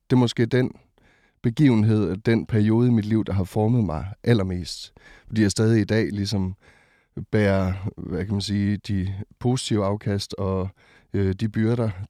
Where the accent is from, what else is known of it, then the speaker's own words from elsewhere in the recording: Botswana; also born or lived in Ringkøbing, Denmark; now in Denmark; Jeg er født i Ringkøbing, ja. Øh, og, øh, men da jeg var to, så, øh, så tog mine forældre og øh, mig og mine fire søskende øh, til Botswana i det sydlige Afrika.